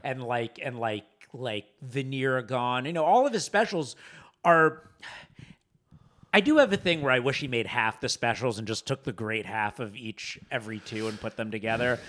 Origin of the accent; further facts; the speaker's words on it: Boca Raton, Florida, United States; also born or lived in New York City; now in Los Angeles, United States; growing up in Boca Rat, as a Jew in Boca Raton